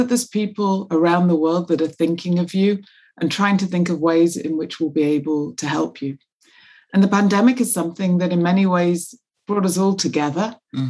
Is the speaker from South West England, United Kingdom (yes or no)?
no; Manchester, North West England, United Kingdom; now in London, United Kingdom; I grew up in the north of England in Manchester